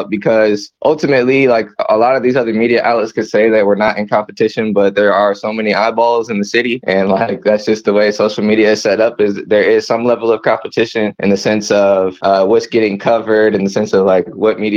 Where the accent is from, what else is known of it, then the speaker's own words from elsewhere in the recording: Lee's Summit, Missouri, United States; I'm also from Lee Summit originally. I went to Lee Summit North.